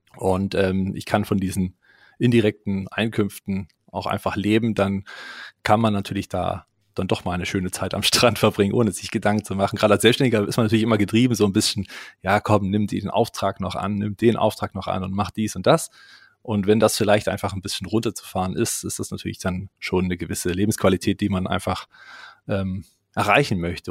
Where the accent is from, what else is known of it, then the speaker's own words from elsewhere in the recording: Leipzig, Saxony, Germany; bei uns in Leipzig